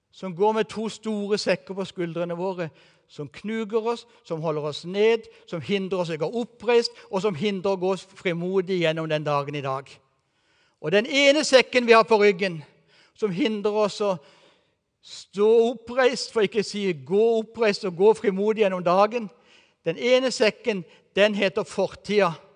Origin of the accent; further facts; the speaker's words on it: Kristiansand, Agder, Norway; moved away as an adult; now in Eastern Norway, Norway; den byen som jeg har vokst opp i, og som jeg gikk på videregående